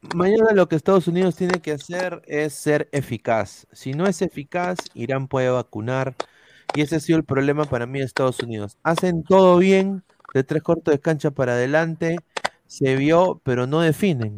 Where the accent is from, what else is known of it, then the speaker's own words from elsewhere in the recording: Peru; como peruano